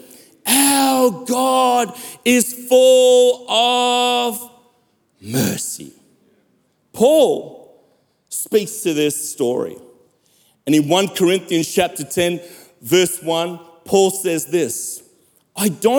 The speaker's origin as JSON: {"language": "English", "country": "South Africa", "tie": "born or raised there", "said": "Growing up in South Africa"}